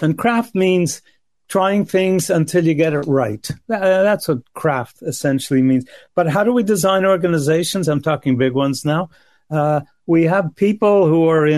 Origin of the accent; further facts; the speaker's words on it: Canada; I'm Canadian